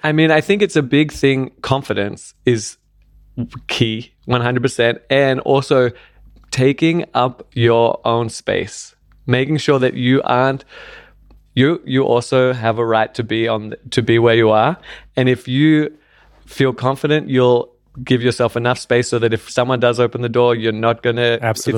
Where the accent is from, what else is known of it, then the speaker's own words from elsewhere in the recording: Australia; also born or lived in London; now in Berlin, Germany; I grew up in Australia where you had to have a car to get around